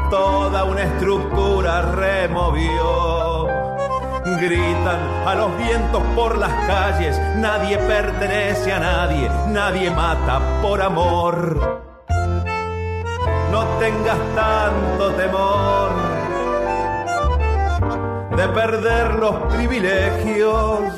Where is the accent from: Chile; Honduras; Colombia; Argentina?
Argentina; Mendoza; soy músico de Mendoza